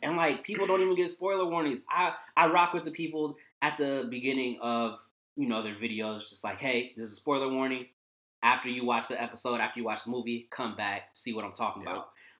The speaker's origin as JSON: {"language": "English", "town": "Vallejo", "region": "California", "country": "United States", "said": "707, say that shit backwards, nigga. I'm from the Bay."}